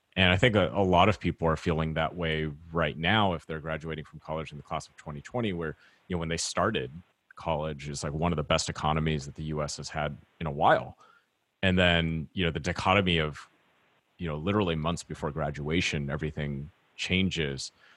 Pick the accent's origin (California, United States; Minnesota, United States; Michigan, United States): California, United States; Orange County; growing up in Orange County, California, seeing strawberry fields every summer